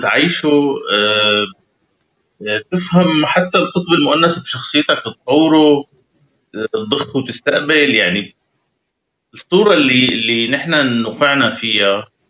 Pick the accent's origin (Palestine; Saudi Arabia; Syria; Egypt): Syria; moved away; نحن كشعب سوري